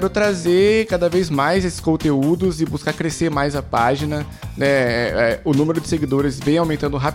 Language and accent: Portuguese; Piracicaba, São Paulo, Brazil; accent: caipiracicabano